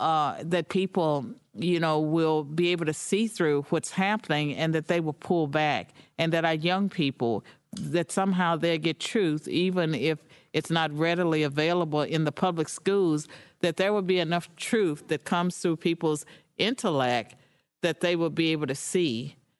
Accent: United States; I'm an American

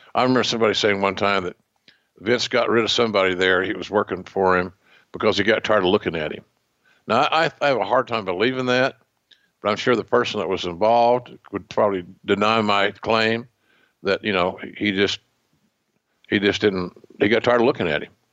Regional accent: Oklahoma, United States; accent: Oklahoma; my Oklahoma accent

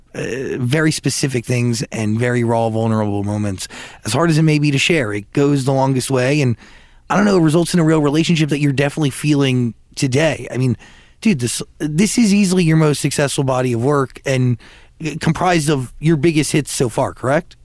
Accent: New Jersey, United States; I am from New Jersey

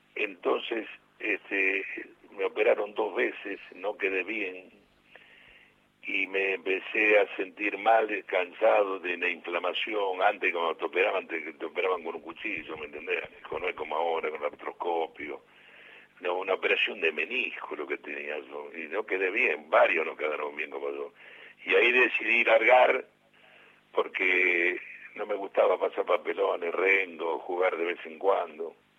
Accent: Bahía Blanca, Buenos Aires Province, Argentina; moved away; Bellavista en el club de mi barrio

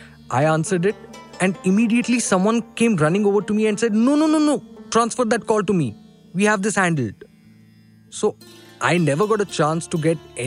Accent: Pakistan; Okay, some background about me. I'm from Pakistan, actually. I worked in a call center for 8 years.

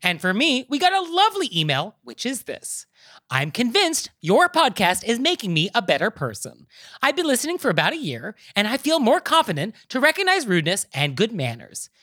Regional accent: United States; I'm American

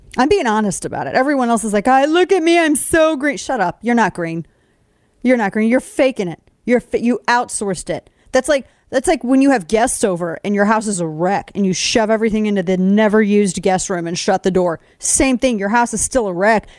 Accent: United States; I'm an American

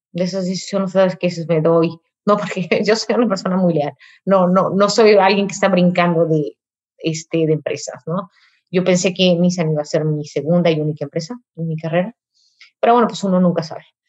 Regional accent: Mexico; first language Spanish; de mi país, de mi cultura

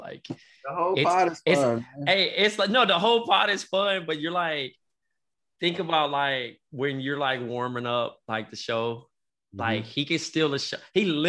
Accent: Compton, California, United States; now in New York, United States; I'm from Compton.

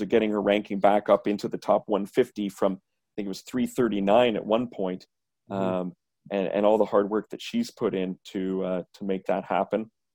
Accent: Canada; being Canadian

